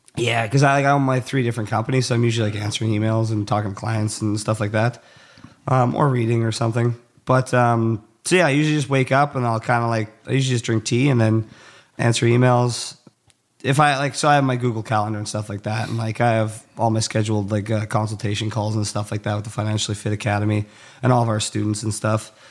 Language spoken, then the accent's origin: English; Cold Lake, Alberta, Canada; I grew up in a really small town in, like, northern central Alber-, or northern Alberta, central Canada. Um, it's called Cold Lake.